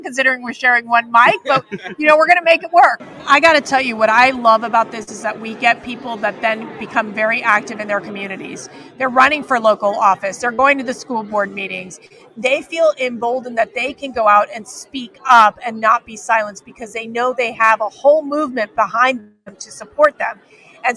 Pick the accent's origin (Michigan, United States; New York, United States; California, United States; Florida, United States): Florida, United States; Miami; I am from Miami, Florida